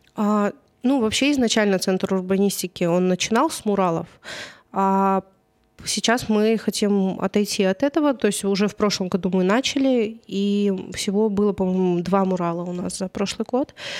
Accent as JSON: {"language": "Russian", "town": "Karaganda", "region": "Karaganda Region", "country": "Kazakhstan", "also_born_or_lived": "Czech Republic", "said": "потом вернулась в Караганду"}